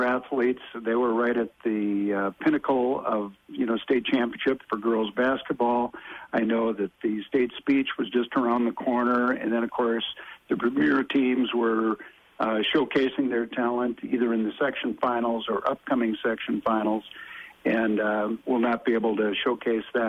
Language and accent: English; Minnesota, United States; myself being a Minnesota lad